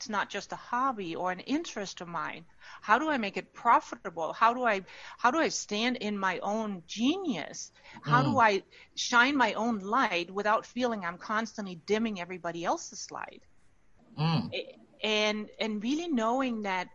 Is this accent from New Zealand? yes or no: no; Denmark; moved away as an adult; now in United States; I'm born and raised in Denmark and now live in the U.S. I have for the last 30 years